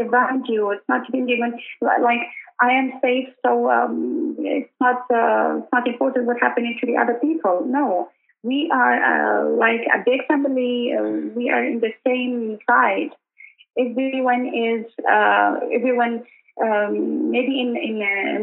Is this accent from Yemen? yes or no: yes; Yemen; accent: northern Yemeni (not southern); they knew my accent that I'm not. I'm not from the south